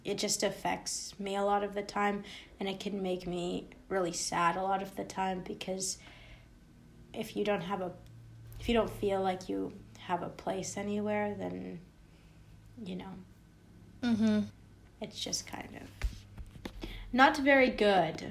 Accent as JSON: {"language": "English", "country": "United States", "tie": "born or raised there", "said": "I was born in America, like, I'm not surrounded by people who look like me all the time."}